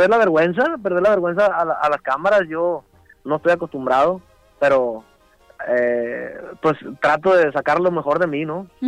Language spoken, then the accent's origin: Spanish; Guamúchil, Sinaloa, Mexico; ya había pertenecido a, a algunas agrupaciones locales allá en mi pueblo, en Guamuchil.